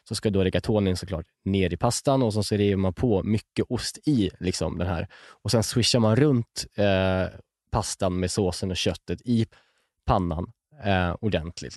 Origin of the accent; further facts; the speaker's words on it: Malmö, Skåne, Sweden; accent: Scanian; Och jag kommer från Malmö, uppväxt i Malmö och kommer aldrig lämna Malmö